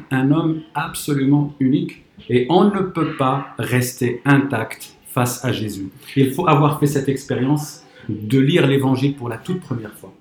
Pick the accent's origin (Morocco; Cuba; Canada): Morocco; moved away as an adult; now in France; j'ai grandi au Maroc